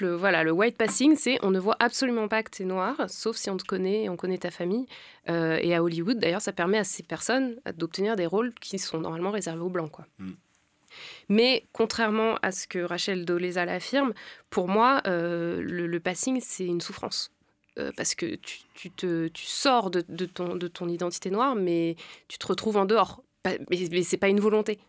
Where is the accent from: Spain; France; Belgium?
France; nous, on est nés ici, en fait. On est déjà assimilés